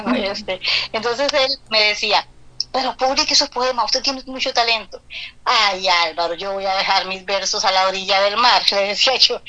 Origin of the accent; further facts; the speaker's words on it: Esparza, Puntarenas, Costa Rica; Soy de Esparza, nací en Esparza, Puntarenas, país de Costa Rica